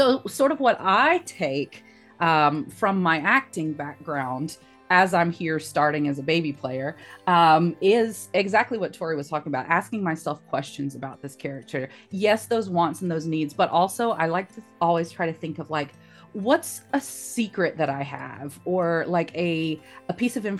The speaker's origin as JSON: {"language": "English", "region": "South Carolina", "country": "United States", "said": "I'm from South Carolina."}